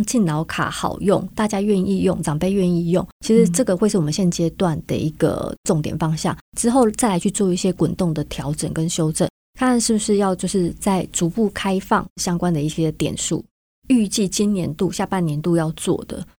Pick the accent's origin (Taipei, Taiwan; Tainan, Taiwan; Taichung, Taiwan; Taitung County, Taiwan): Taipei, Taiwan; now in Hsinchu, Taiwan; 阿嬷是在问我说：“哎，你是从哪一个地方来到新竹的？”啊，我就跟他说：“我是从台北来的。”